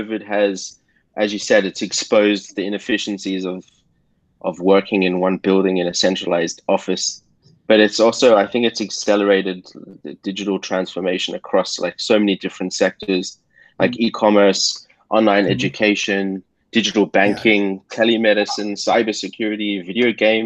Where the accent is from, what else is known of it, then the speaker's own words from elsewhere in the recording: Australia; I'm Australian